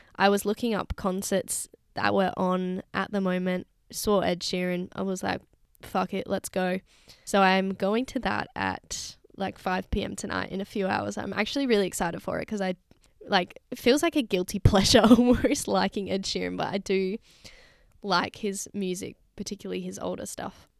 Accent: Secret Harbour, Western Australia, Australia; moved away as an adult; my hometown beach. Not at, you wouldn't catch me at Secret Harbour Beach

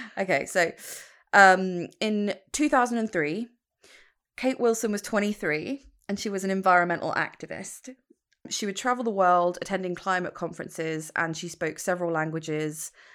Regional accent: United Kingdom; I'm British

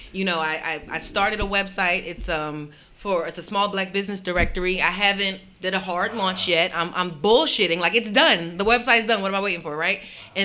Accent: Philadelphia, Pennsylvania, United States; moved away; I'm from Philly. So my family and stuff comes

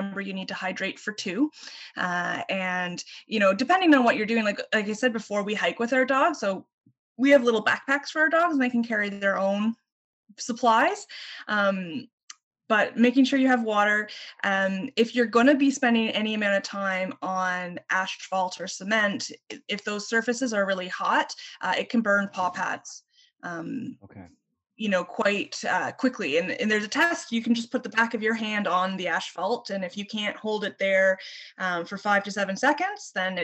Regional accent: Ottawa, Ontario, Canada; now in St. John's, Canada; I grew up in Ottawa and we had very cold winters.

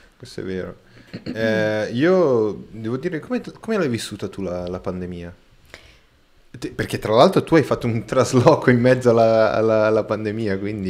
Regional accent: Brazil; Italian is a second language; now in Milan, Italy; Io sono brasiliano e sono 100% brasiliano

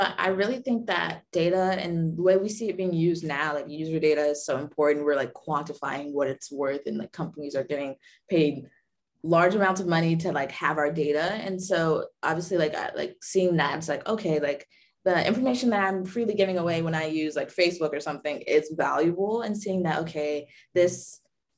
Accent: Durham, North Carolina, United States; Durham, my hometown

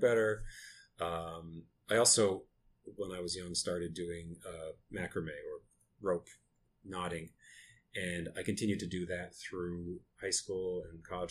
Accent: Lewiston, Maine, United States; I am from Lewiston, Maine, which is a small uh, mill town

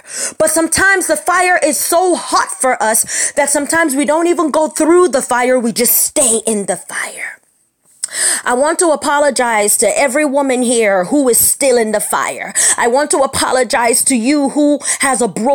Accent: United States; moved away as an adult; also born or lived in Nigeria; I am Urobo. I was raised in America my whole life, born and raised

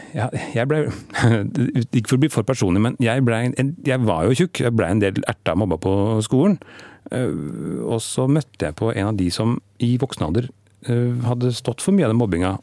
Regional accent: Stokke, Vestfold, Norway; der jeg vokste opp, i Stokke

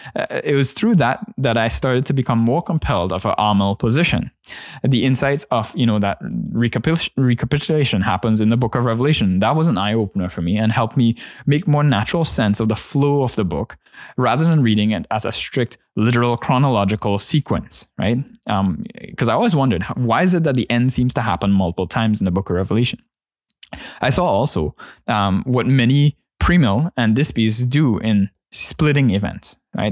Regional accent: Trinidad & Tobago; my church context growing up in Trinidad

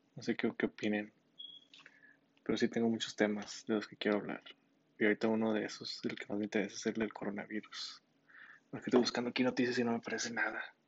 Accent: Monterrey, Nuevo León, Mexico; soy de, de Monterrey.

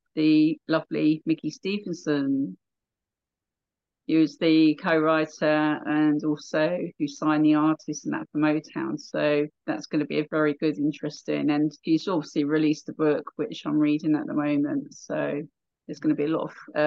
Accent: South East England, United Kingdom; accent: English; We're from near London, England

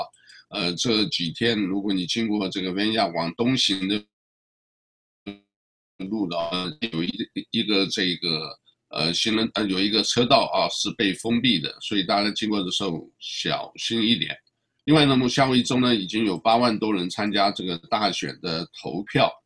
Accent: China; positive 这个我们中国人讲就是，呃，哎呀，很正面，很好的啊

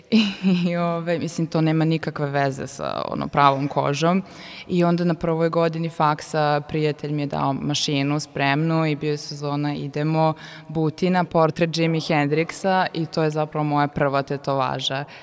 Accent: Sombor, Vojvodina, Serbia; moved away as an adult; now in Novi Sad, Serbia; rođena sam u Somboru i ponosna sam na to, mnogo volim Sombor, pogotovo leti

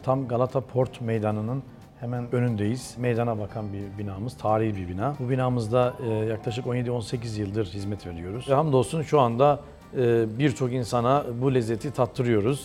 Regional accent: Çayeli, Rize Province, Turkey; moved away as an adult; now in Istanbul, Turkey; Rize Çayeli. Aşıklar Köyü doğumluyum. İlk orta ve lise eğitimimi Rize'de tamamladım.

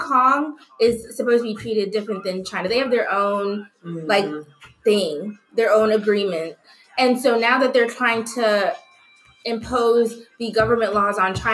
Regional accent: Kenya; moved away; we're from Kenya

